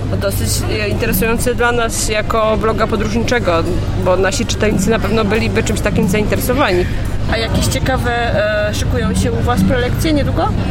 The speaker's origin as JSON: {"language": "Polish", "town": "Kielce", "region": "Świętokrzyskie Voivodeship", "country": "Poland", "tie": "born or raised there", "moved": "yes", "lives_now": "Warsaw, Poland", "said": "To jest moje rodzinne miasto i moje mm, do tej pory chyba ukochane miasto, mimo że od wielu lat mieszkam w Warszawie"}